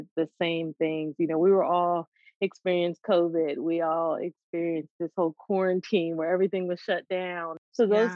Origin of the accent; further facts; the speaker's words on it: the North, United States; moved away as an adult; now in the South, United States; I grew up in the North